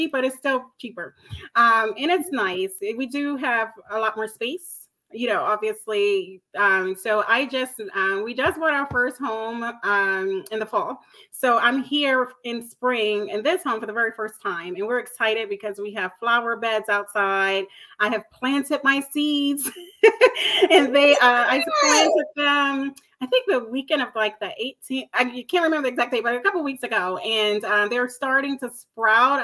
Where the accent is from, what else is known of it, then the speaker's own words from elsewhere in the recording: Maryland, United States; also born or lived in New York / New Jersey; now in North Carolina, United States; I'm from Maryland, and I spent 12 years in New York